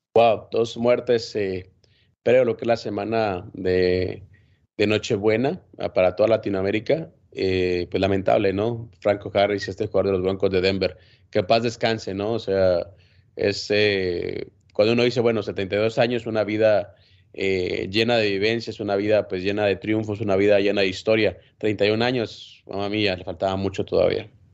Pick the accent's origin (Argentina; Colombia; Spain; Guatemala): Guatemala; en mi país